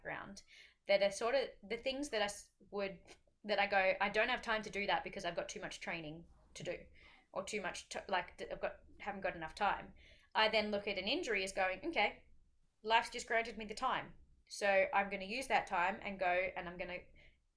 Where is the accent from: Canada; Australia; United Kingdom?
Australia; as an Aussie over there, especially an Aussie that does not live in the mountains